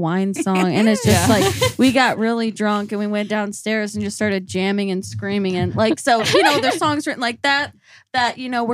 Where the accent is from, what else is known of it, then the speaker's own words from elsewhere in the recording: Michigan, United States; now in Louisville, United States; we're from Michigan